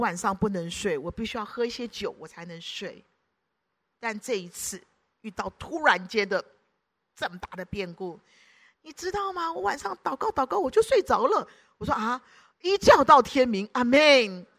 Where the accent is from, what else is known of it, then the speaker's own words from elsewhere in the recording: Guangdong, China; 然后我们广东人讲了骂人嘛